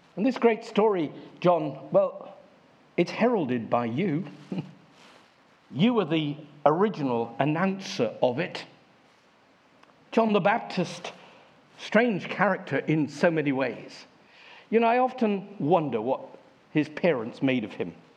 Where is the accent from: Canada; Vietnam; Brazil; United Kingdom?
United Kingdom; Devon, South West England; I come from Devon